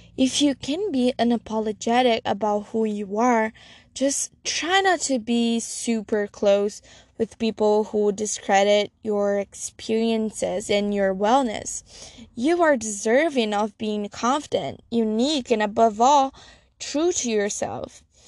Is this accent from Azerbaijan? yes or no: no; Brazil; I'm from Brazil